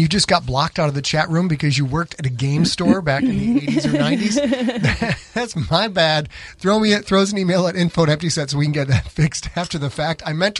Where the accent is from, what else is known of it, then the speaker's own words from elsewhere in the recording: Winnetka, Illinois, United States; Winnetka. Hey, you know what? We're from Winnetka.